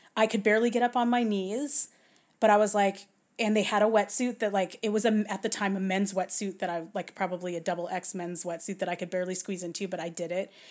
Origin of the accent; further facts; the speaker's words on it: Southern California, United States; I'm born and raised in Southern California, around surf culture